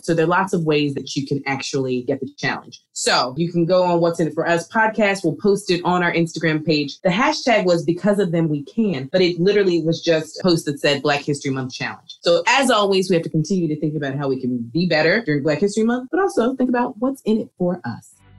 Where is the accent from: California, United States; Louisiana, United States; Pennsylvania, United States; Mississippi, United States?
Pennsylvania, United States; Philadelphia; I grew up in Philly